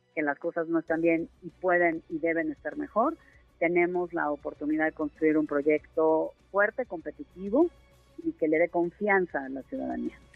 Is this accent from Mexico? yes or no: yes; Mexico; como mexicanos